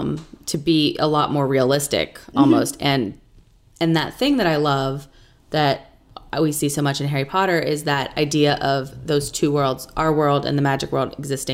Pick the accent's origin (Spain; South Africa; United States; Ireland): Ireland; even though I am Irish